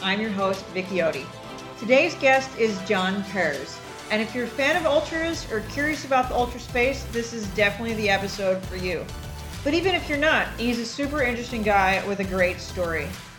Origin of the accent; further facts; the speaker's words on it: Delaware County, Pennsylvania, United States; now in Houston, United States; I grew up in Delaware County.